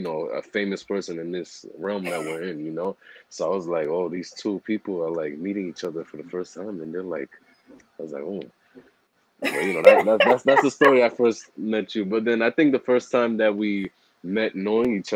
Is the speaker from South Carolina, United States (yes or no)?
no; New York City, New York, United States; I grew up in Harlem